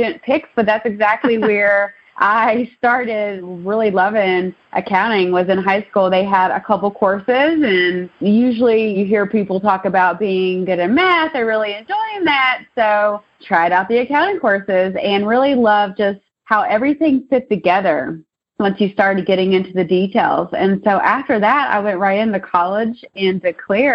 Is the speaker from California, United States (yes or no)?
no; Maysville, Kentucky, United States; also born or lived in Richmond, Kentucky / Lexington, Kentucky; my hometown's actually Maysville, Kentucky, which is about an hour and a half north of here